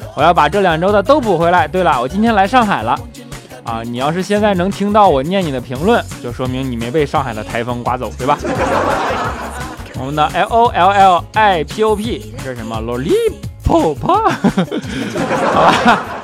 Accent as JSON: {"language": "Chinese", "region": "Northeast China", "country": "China", "said": "东北的呗"}